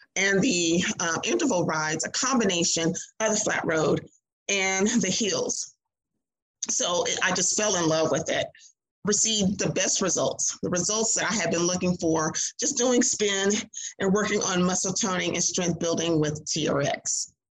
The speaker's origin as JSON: {"language": "English", "region": "Mississippi", "country": "United States", "tie": "born or raised there", "also_born_or_lived": "Clarksville, Tennessee", "moved": "as an adult", "said": "I grew up in Mississippi"}